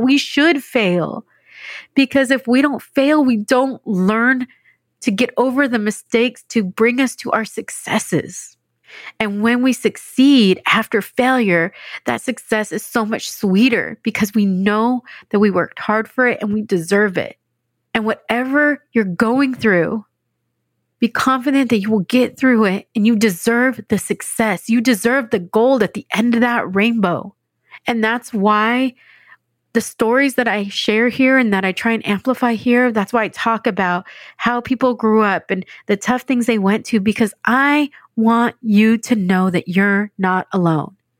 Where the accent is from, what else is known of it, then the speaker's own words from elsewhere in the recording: San Diego, California, United States; moved away as an adult; also born or lived in Dallas / New York City; now in San Diego, United States; I grew up outside of San Diego, in a suburb of San Diego